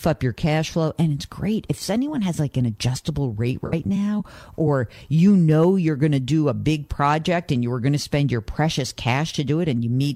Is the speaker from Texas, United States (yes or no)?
no; New Rochelle, New York, United States; I was born in New Rochelle